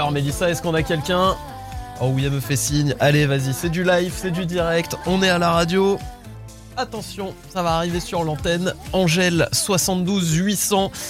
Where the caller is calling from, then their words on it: Saint-Brevin-les-Pins, Pays de la Loire, France; De Saint-Brévin.